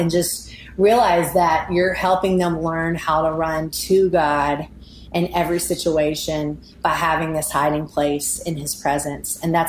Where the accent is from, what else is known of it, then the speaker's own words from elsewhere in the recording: Mississippi, United States; born there; also born or lived in Alabama / Oklahoma; now in Nashville, United States; I was born in Mississippi. I lived there in Alabama and then Oklahoma and now Nashville, Tennessee.